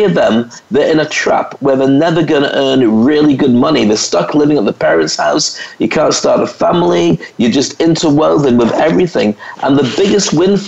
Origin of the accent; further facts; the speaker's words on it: United Kingdom; moved away as an adult; also born or lived in Scotland / England; now in Dubai, United Arab Emirates; I was a black kid or a mixed race kid growing up in Scotland and then in England